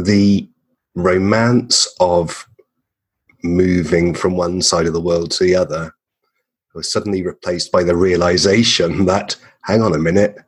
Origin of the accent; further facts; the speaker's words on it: England, United Kingdom; moved away as an adult; now in Perth, Australia; I'm an English man